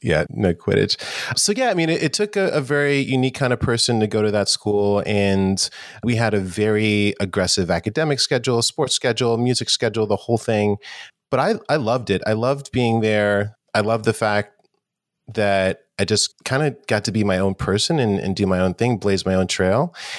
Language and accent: English; New York City, New York, United States; I grew up in New York City, and New York in the eighties was, definitely had its challenges. It was a little rough. I grew up in Harlem as well